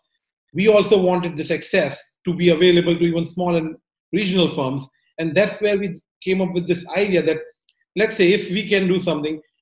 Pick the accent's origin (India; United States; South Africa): India; moved away; I'm originally from India